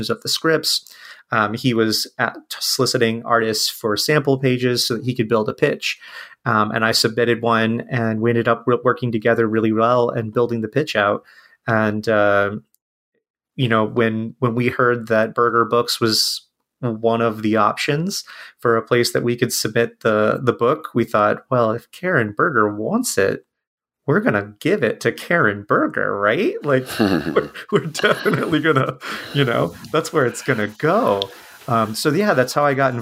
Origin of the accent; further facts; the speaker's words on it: Ohio, United States; also born or lived in San Francisco; I'm from Ohio, and it's where I live now.